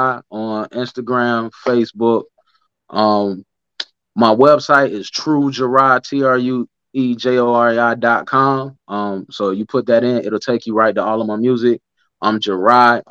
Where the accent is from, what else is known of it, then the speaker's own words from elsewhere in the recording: Columbia, South Carolina, United States; I'm from Columbia, South Carolina. Like, you don't get no more Southern than me